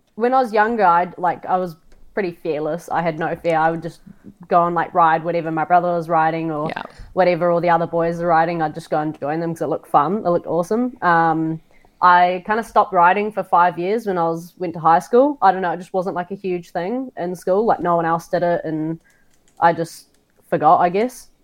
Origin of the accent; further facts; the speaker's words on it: Auckland, New Zealand; now in Queenstown, New Zealand; I grew up in Auckland, New Zealand, with my mum and my brother.